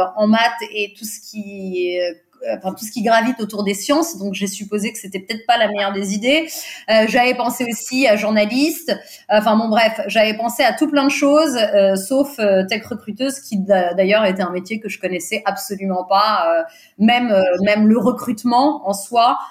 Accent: Portugal; first language Portuguese; French is a second language; je suis portugaise, le portugais c'est ma langue maternelle

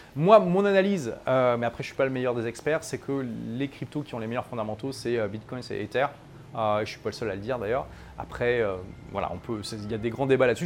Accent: France; moved away as an adult; also born or lived in London / Dubai; ça fait 7 ans que j'ai quitté mon pays natal, la France

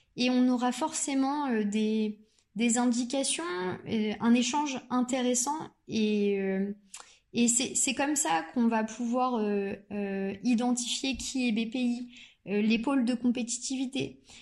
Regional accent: Normandy, France; je suis originaire de Normandie euh, et j'y ai fait toutes mes études

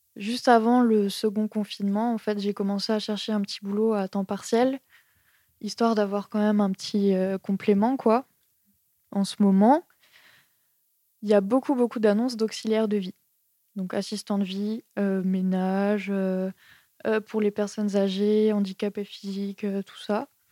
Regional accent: Strasbourg, Grand Est, France; moved away as an adult; now in Montpellier, France; À la base, je viens de Strasbourg. J'ai quitté Strasbourg pour faire mon BTS en fait de design graphique. Je suis allée à Montpellier.

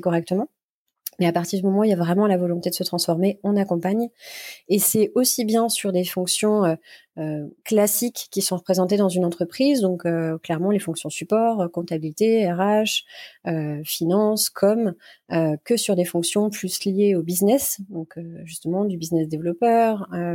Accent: Burgundy, Bourgogne-Franche-Comté, France; J'ai grandi en Bourgogne, une belle région bien brumeuse par saison

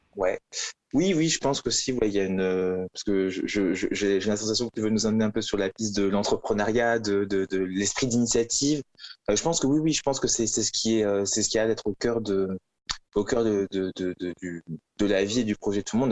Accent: Toulouse, Occitania, France; moved away as an adult; also born or lived in Valencia, Spain / Paris; je, viens de, Toulouse

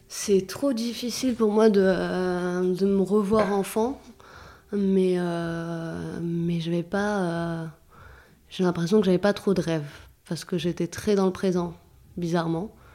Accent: Clichy-sous-Bois, Île-de-France, France; born or raised there; also born or lived in Saint-Germain-en-Laye

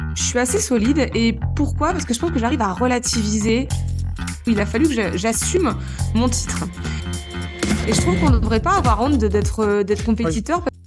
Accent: Normandy, France; moved away as an adult; also born or lived in Réunion / Lozère; now in Mende, France; je suis originaire de Normandie, bon, je le précise parce que j'ai quand même vécu la plus grande partie de ma vie jusqu'à mes 25 ans en Normandie.

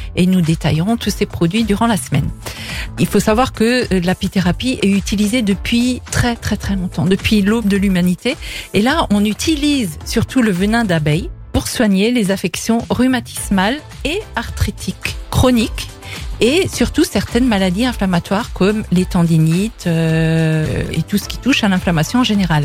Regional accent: France; chez nous en France

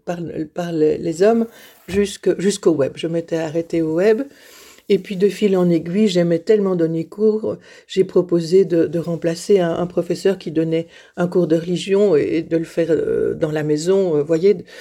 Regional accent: Liège, Wallonia, Belgium; moved away as an adult; Je suis née à Liège. Euh, et j'ai vécu à Liège toute ma vie, enfin jusqu'à 21

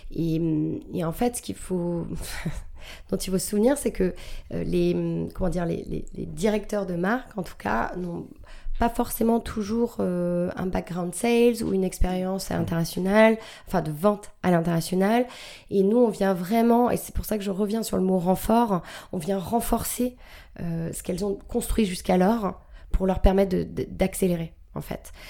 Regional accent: New Jersey, United States; now in France; J'ai, grandi aux États-Unis

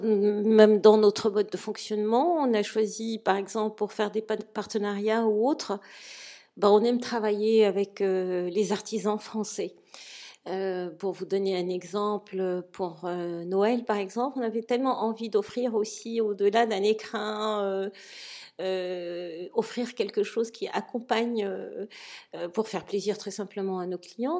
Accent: Morocco; je suis du Maroc

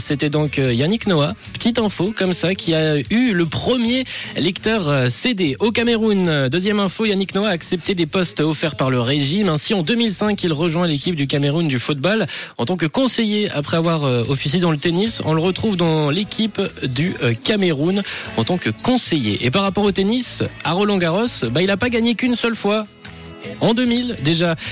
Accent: Switzerland; chez nous en Suisse

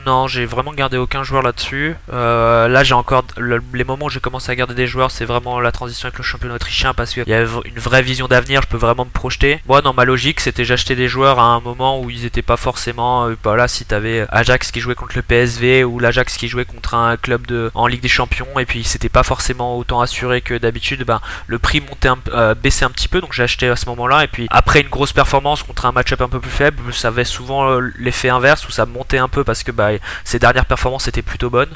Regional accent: Montpellier, Occitania, France; moved away as an adult; also born or lived in New Caledonia; now in Switzerland; je suis originaire de Montpellier.

